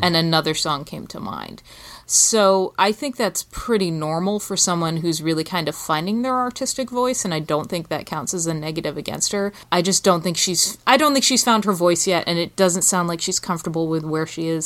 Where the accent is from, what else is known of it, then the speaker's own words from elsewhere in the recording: England, United Kingdom; moved away as an adult; now in United States; I'm British. My father's British. I grew up in England. I didn't live in America until I was an adult